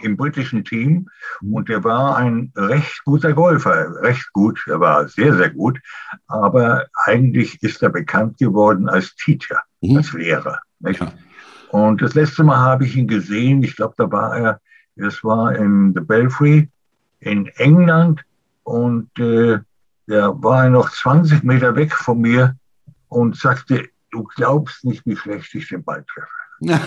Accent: Germany; bei uns in Deutschland

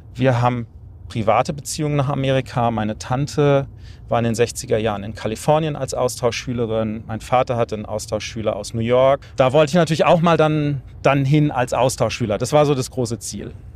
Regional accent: Weinstraße, Rhineland-Palatinate, Germany; ich bin ja an der Weinstraße aufgewachsen

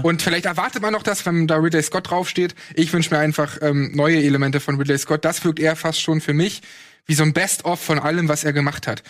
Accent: East Germany, Germany; ich komme aus dem Osten

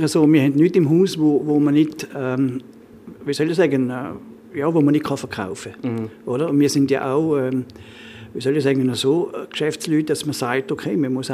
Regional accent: Trentino-Alto Adige, Italy; dort, wo ich herkomme, ist ja eigentlich die Resteverwertung in der, in der, in der Küche eigentlich das, was top ist.

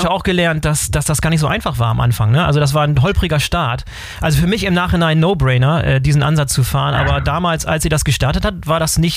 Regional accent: Bremerhaven, Bremen, Germany; Das Unternehmen aus meiner alten Heimatstadt Bremerhaven ist Marktführer in Deutschland für Tiefkühlkost.

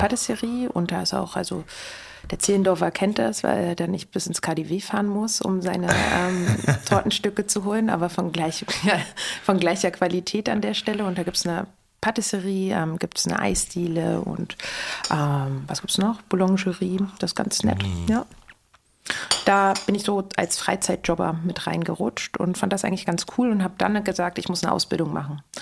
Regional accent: Berlin, Germany; moved away as an adult; Ich bin in Berlin geboren, Berlin-Charlottenburg.

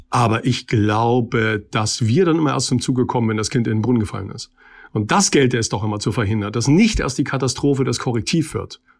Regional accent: East Germany, Germany; Und wenn ich nun als Ossi im Osten ein zweites Mal gefordert bin

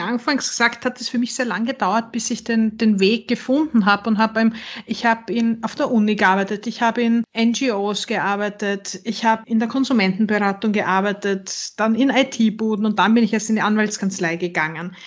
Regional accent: Western Styria, Austria; also born or lived in Vienna; Ich bin in der Weststeiermark aufgewachsen

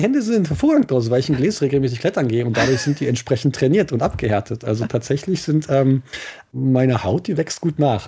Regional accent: Eifel, Germany; bei uns in der Eifel

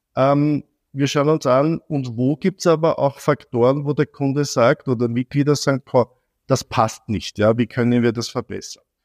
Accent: Vienna, Austria; ich bin als Jüngster im Bunde, also von Vieren bin ich äh, wie meine Eltern äh, und meine Geschwister aus São Paulo retour gekommen, sind in Wien zurechtgekommen

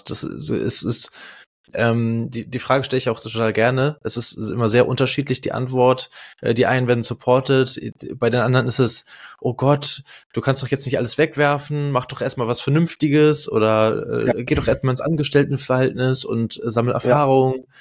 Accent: Vienna, Austria; Ich bin aus Wien.

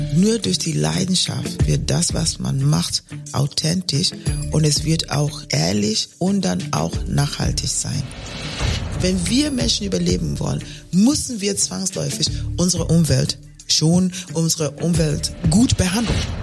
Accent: Kenya; German is a second language; moved away as an adult; also born or lived in Germany; ich komme aus Kenia

